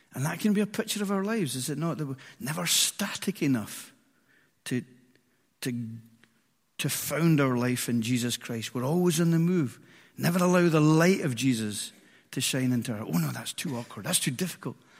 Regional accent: Edinburgh, Scotland, United Kingdom; I grew up in Edinburgh and grew up in, in a mansion

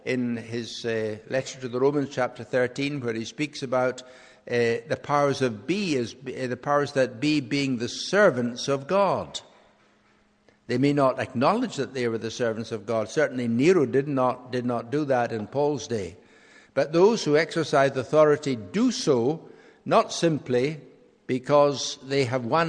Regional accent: Scotland, United Kingdom; as a Scottish nation, we will face a referendum on independence

